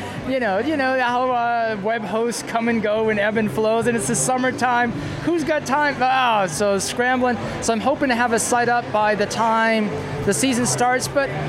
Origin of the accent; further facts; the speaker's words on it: Surrey, British Columbia, Canada; moved away; also born or lived in Vancouver; I've done my time in Wally.